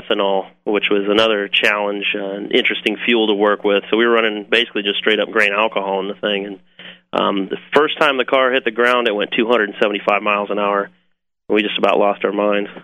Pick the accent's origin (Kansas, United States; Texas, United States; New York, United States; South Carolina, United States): Kansas, United States; moved away; also born or lived in Manteno, Illinois; I'm from Kansas originally